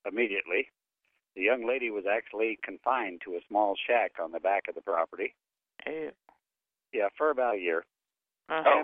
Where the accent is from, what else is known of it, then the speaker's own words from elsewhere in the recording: Philadelphia, Pennsylvania, United States; accent: Philly; now in Key West, United States; I'm originally from Philadelphia, so it's uh